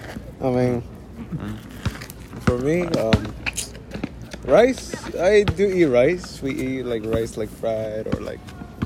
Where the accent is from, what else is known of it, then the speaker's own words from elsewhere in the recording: Mexico; I'm Mexican. I'm a teenager, 16 years old.